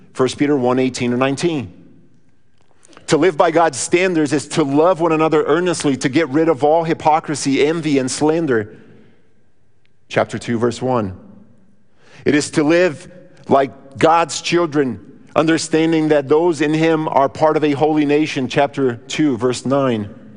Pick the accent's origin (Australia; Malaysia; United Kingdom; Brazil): Brazil; moved away; Now, I grew up in Brazil